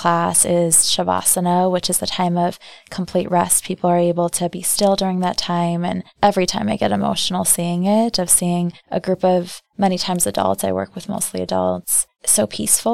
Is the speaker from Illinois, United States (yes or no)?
yes; outside of Chicago, Illinois, United States; now in Milwaukee, United States; I was born outside of Chicago. Both my parents are from Iran, came here when they were young, and my brother and I were born in the U.S.